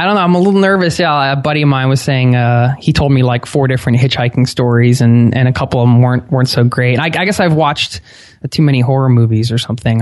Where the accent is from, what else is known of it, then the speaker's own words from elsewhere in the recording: outside of Philadelphia, Pennsylvania, United States; I grew up outside of Philadelphia